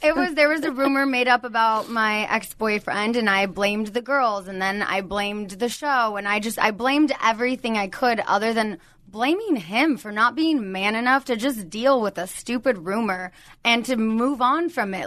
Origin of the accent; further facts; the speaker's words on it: Southern California, United States; I've never lived anywhere else. I'm from Southern California.